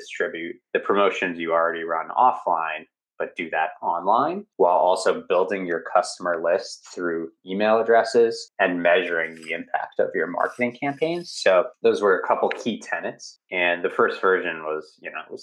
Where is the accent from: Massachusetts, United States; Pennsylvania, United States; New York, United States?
Massachusetts, United States; Boston; I'm from Boston, Massachusetts